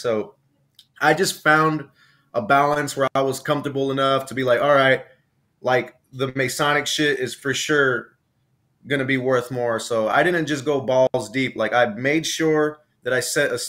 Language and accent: English; Los Angeles, California, United States; also born or lived in Lynwood, California / Compton, California; I'm originally from South Central Los Angeles, which is right next door to Compton. I grew up on 111th in Avalon